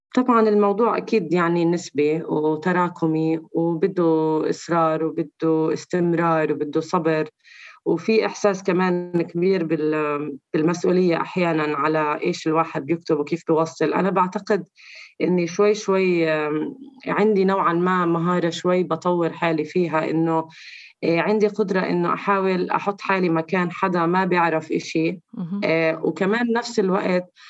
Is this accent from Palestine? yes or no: yes; Palestine; ارائنا كفلسطينيين داخل فلسطين